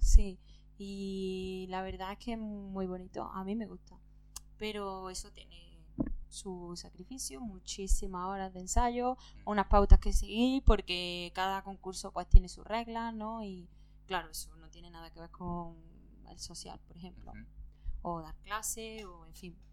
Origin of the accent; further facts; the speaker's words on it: Córdoba, Andalusia, Spain; moved away as an adult; now in Barcelona, Spain; yo soy de Córdoba. Llevo aquí viviendo en Barcelona un, año solamente